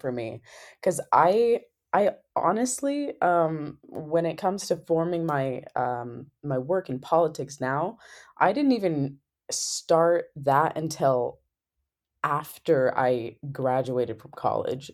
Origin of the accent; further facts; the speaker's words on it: Sequim, Washington, United States; moved away as an adult; my hometown, Squim